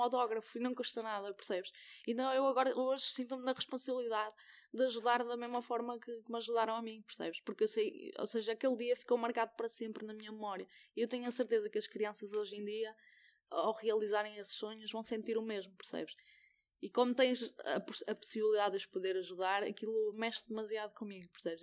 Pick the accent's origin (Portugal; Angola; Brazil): Portugal; Mirandela, Norte; moved away; also born or lived in Guimarães; eu sou de Mirandela eh, traz os montes